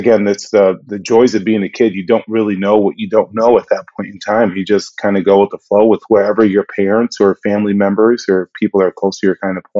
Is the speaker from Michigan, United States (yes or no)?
yes; Okemos, Michigan, United States; I say I did most of my growing up in up in Michigan. Grew up in a town called Okemos, just outside of East Lansing.